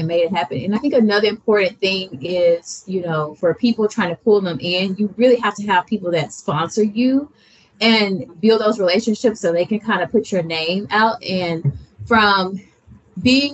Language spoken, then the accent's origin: English; Alabama, United States; I'm from Alabama.